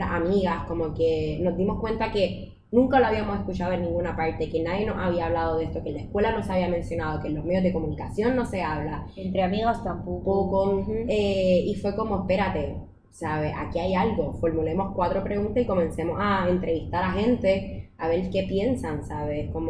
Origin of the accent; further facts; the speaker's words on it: Puerto Rico; soy puertorriqueña, tengo 24 años.